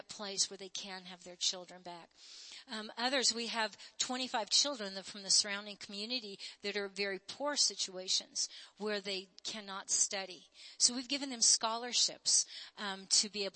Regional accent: United States; I'm born and bred in America

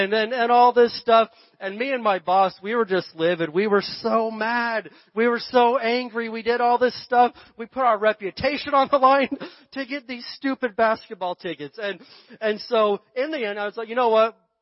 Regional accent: Barstow, California, United States; we're from Barstow

